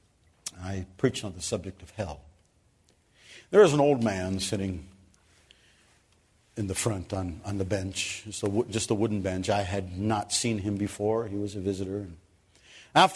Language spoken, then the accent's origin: English; Cleveland, Ohio, United States; moved away as an adult; now in Kenya; I came from Cleveland, Ohio